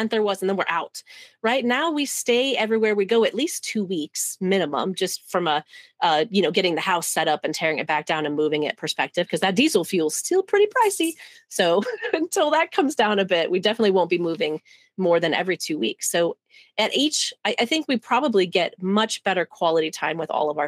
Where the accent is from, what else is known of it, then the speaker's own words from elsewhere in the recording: Kansas, United States; moved away as an adult; also born or lived in Arizona; I grew up in Kansas, and I intentionally left there in 2007 and went to Arizona because I just don't like cold